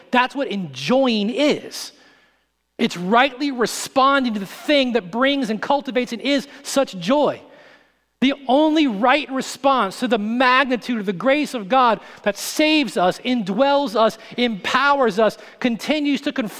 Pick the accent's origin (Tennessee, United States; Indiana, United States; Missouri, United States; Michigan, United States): Missouri, United States; St. Louis; I grew up in St. Louis for a little while out in the country, and we had a neighbor who was a hunter